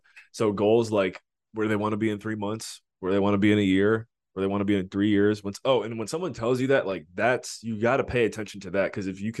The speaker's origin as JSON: {"language": "English", "town": "Cleveland", "region": "Ohio", "country": "United States", "also_born_or_lived": "Washington, D.C.", "said": "I'm from Cleveland"}